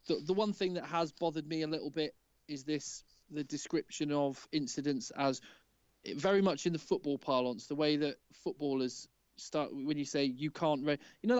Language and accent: English; Ulster, Northern Ireland, United Kingdom; as an Ulsterman